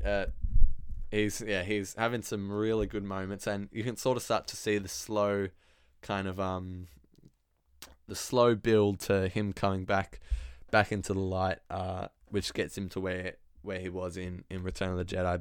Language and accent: English; Australia; I am Australian